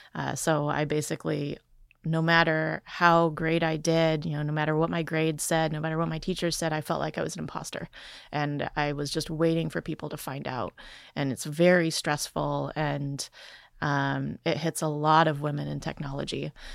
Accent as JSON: {"language": "English", "region": "Wisconsin", "country": "United States", "tie": "born or raised there", "said": "I grew up in poverty in Wisconsin"}